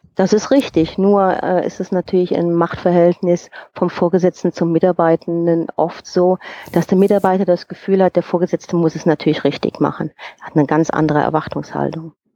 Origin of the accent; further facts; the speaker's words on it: Germany; moved away as an adult; now in Bern, Switzerland; Also ich bin geborene Rheinländerin